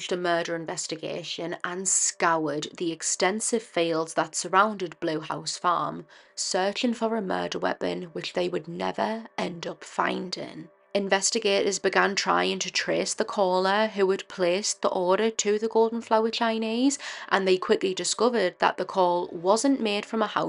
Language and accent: English; Durham, North East England, United Kingdom; I'm also from Durham, the area where this case happened